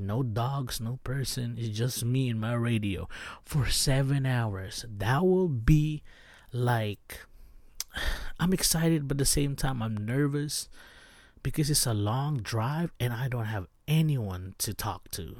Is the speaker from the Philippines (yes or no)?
yes; Baguio, Cordillera Administrative Region, Philippines; moved away; I'm from Baguio City in the Philippines